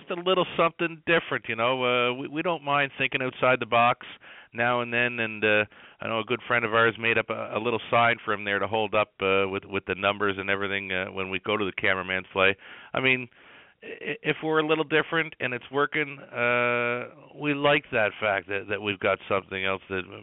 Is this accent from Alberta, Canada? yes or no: no; Prince Edward Island, Canada; I grew up in Prince Edward Island.